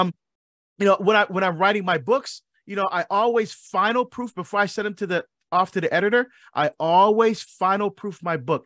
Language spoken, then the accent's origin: English; Barbados; I'm from, I was born in Barbados. I love my Caribbean heritage. I love our music. I love our food. I still speak our dialect